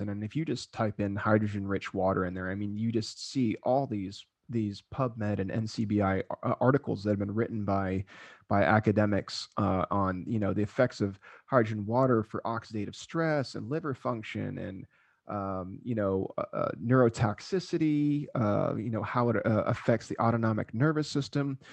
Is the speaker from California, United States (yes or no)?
no; South Florida, United States; moved away; also born or lived in Okinawa, Japan / Hawaii; I grew up in South Florida